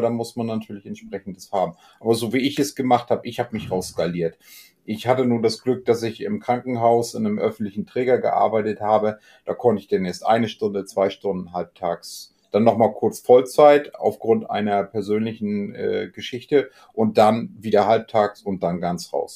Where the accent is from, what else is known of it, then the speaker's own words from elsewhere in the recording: Germany; hier bei uns in Deutschland